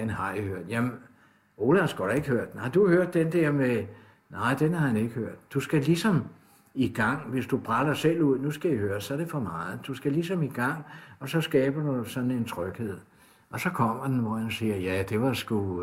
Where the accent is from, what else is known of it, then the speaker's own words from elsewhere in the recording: Copenhagen, Capital Region of Denmark, Denmark; der hvor jeg kommer fra, der har vi Radio Karen, ude fra Sydhavnen af